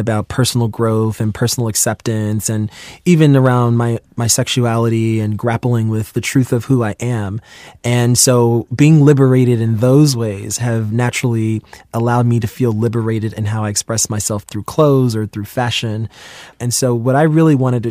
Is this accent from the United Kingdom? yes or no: no; New York City, New York, United States; I'm from New York City and I grew up in Queens